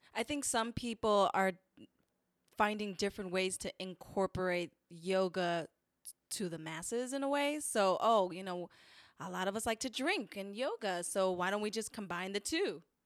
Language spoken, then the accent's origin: English; New York City, New York, United States; I'm from the Bronx.